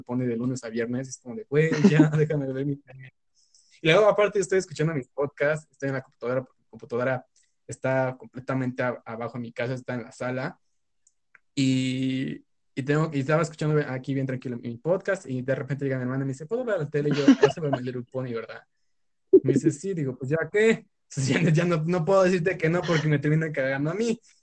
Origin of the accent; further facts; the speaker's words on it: Mexico; soy estudiante universitario mexicano de 20 años